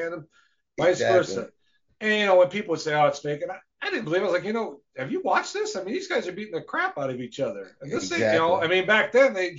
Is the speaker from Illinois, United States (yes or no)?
no; Wisconsin, United States; moved away; I'm from Wisconsin originally, so we were only a couple hours from the cities, Minneapolis, St. Paul